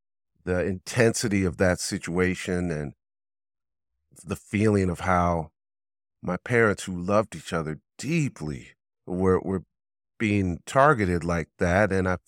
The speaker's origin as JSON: {"language": "English", "town": "Pasadena", "region": "California", "country": "United States", "said": "Yeah, I come from Pasadena, California is where I'm from."}